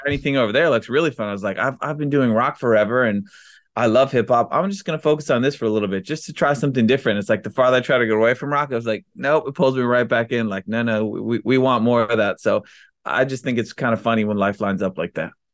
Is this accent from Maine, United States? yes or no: no; Maryland, United States; we grew up in Maryland